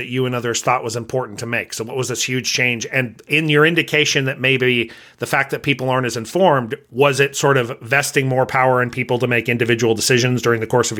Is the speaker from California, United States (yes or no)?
yes; California, United States; So I came from Southern California where religion wasn't, I mean, you talked about religion, but a lot of people were not, if you were church going, it just wasn't a big deal.